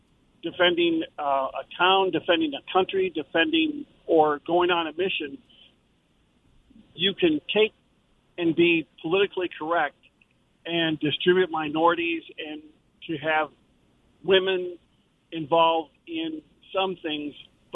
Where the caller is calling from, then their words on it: Jacksonville, Florida, United States; From Jacksonville.